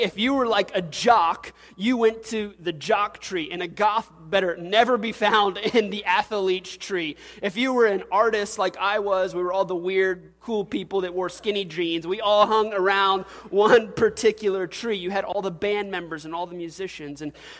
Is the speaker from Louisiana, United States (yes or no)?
yes; Louisiana, United States; and I'm an oil-filled guy, and I'm from South Louisiana, and I drive a big truck, and that's my identification.